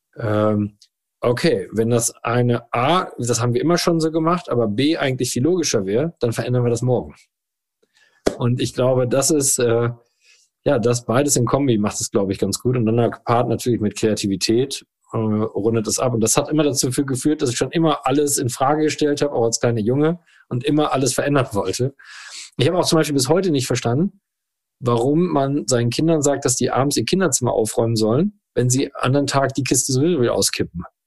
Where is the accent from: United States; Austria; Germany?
Germany; Rosendahl, North Rhine-Westphalia; der Ort heißt rosendahl holdweg Das ist ein 3500 Seelenort ähm, mit tollen Menschen. Und dort bin ich als glückliches Kind auf dem Spielplatz, in dem Garten und auf dem Fußballplatz groß geworden